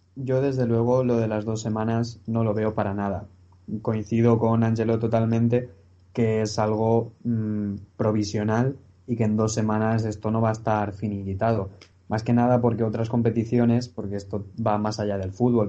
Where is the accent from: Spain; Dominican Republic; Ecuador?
Spain; Valencia, Valencian Community; soy de Valencia